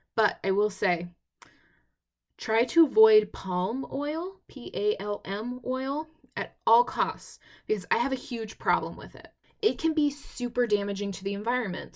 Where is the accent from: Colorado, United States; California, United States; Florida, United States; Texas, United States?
Texas, United States; I'm from Texas